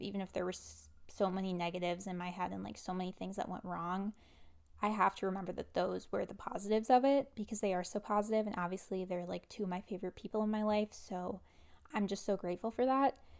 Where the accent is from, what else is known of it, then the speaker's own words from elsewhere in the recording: Wisconsin, United States; I am based in Wisconsin, so I went to college in my home state